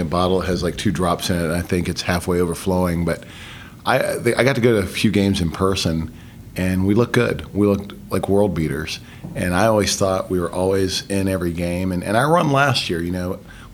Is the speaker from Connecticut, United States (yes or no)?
no; Gastonia, North Carolina, United States; moved away as an adult; also born or lived in Bay City, Texas / Pampa, Texas / Houston, Texas / Fayetteville, North Carolina; now in Georgia, United States; grew up in Gastonia, moved to Fayetteville, North Carolina, sort of from seventh grade to my junior year, and came back to Gastonia. So that's where I graduated from